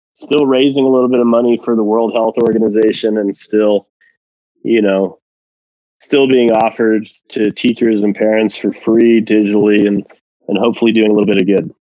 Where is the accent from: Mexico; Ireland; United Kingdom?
Mexico; moved away; I'm originally from Mexico